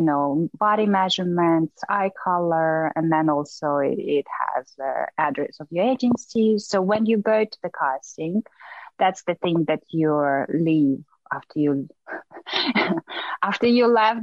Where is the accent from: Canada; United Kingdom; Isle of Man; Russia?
Russia; moved away as an adult; also born or lived in New York; I grew up in Russia, but I obviously have a very Asian look